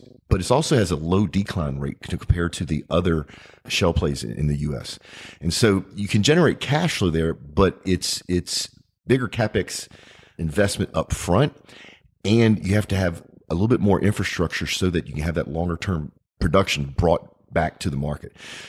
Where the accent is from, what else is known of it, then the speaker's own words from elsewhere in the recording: United States; when I think about it as an American, longer term wise, how cool would it be to have our steel industry come back?